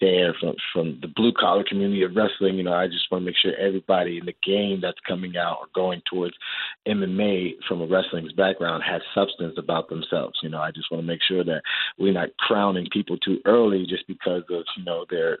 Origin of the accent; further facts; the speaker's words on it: Ghana; I'm also Ghanaian